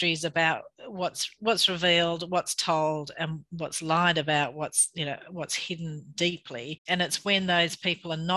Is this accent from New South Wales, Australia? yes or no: yes; Bathurst, New South Wales, Australia; I grew up in Bathurst, and you know, I went to school in Bathurst